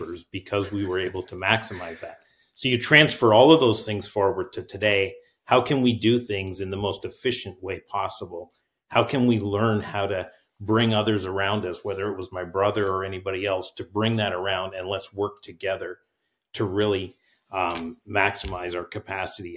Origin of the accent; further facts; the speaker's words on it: Canada; now in Marysville, United States; I'm actually Canadian as well